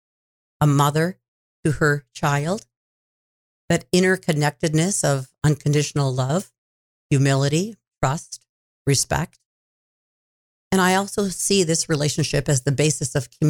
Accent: Six Nations of the Grand River Reserve, Ontario, Canada; I grew up on the Six Nations Reserve, which is called the Six Nations of the Grand

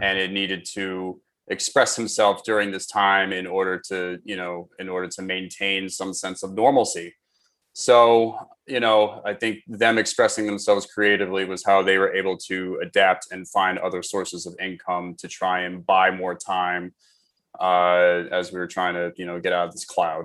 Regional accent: New York City, New York, United States; also born or lived in Queens, New York; I was born and raised in New York. I actually grew up on the Upper West Side of Manhattan.

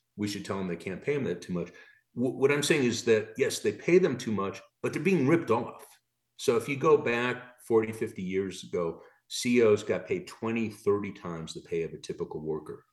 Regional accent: Chicago, Illinois, United States; moved away; also born or lived in Michigan; I'm from Chicago originally, went to grad school in Michigan.

